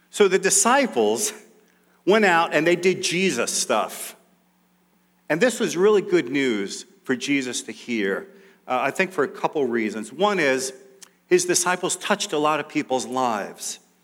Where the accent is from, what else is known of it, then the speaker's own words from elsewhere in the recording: New York City, New York, United States; growing up in New York City, we lived in Queens for most of that time.